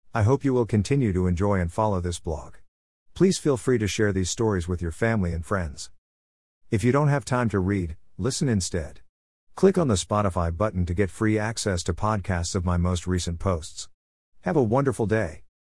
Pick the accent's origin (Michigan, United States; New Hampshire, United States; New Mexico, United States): Michigan, United States; Detroit; also born or lived in St. Clair Shores, Michigan; When we moved from Detroit to suburban Saint Clair shores, I tried my luck in Lakeview High's production